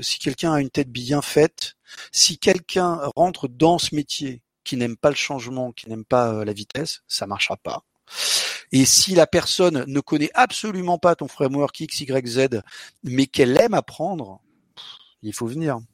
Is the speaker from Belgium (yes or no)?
no; Portugal; also born or lived in London, United Kingdom / Paris, France; je suis portugais. Là, je vous parle en français, grâce à mon bubble fish, mais je suis portugais. À la maison, on parle portugais